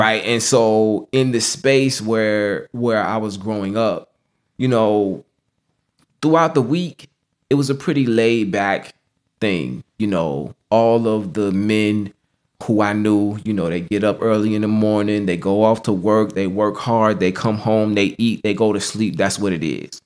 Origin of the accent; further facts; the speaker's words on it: Norfolk, Virginia, United States; I was born and raised in Norfolk, Virginia